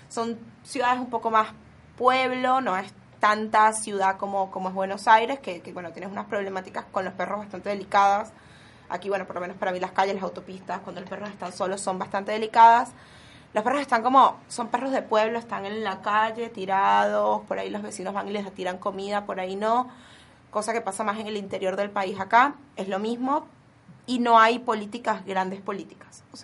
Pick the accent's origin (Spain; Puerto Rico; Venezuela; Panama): Venezuela; yo soy de Venezuela, como ya ustedes comentaron